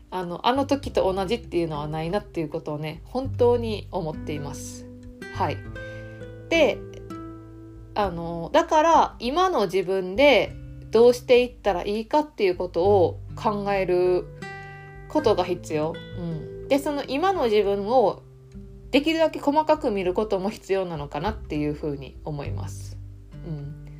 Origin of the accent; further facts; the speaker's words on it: Kansai, Japan; accent: Kansai dialect; 私ね関西弁やと思う